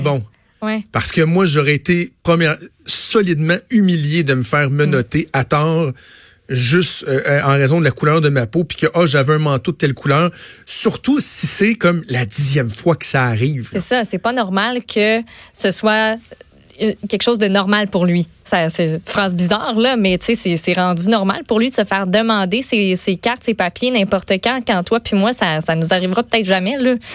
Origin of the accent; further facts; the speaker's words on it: Quebec, Canada; je suis un Québécois blanc